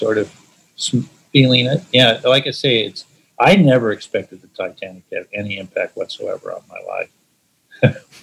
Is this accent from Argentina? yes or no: no; California, United States; also born or lived in Kansas; I grew up in California